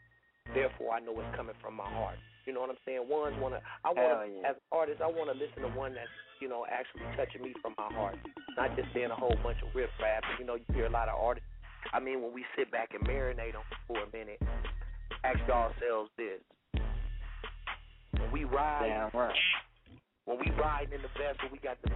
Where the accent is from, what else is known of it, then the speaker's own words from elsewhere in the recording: Bay Area, California, United States; I'm from the Bay Area.